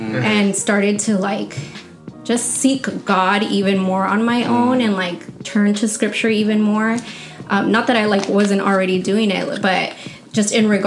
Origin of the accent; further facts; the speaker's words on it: Santa Ana, California, United States; I'm actually from Santa Ana.